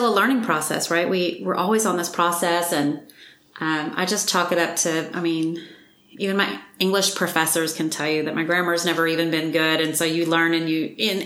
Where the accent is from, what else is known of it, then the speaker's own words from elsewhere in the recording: Mississippi, United States; I was raised in Mississippi.